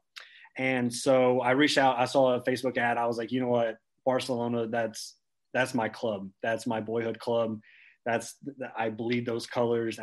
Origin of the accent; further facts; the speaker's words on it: small town outside Lexington, Central Kentucky, United States; also born or lived in Knoxville, Tennessee; I grew up here. My first 18 years I spent here in Central Kentucky, and from a small town around outside of Lexington.